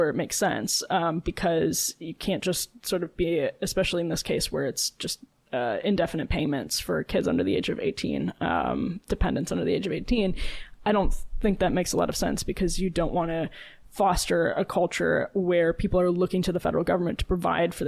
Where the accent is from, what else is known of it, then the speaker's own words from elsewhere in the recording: Wisconsin, United States; moved away; Madeline and I grew up in Texas and Wisconsin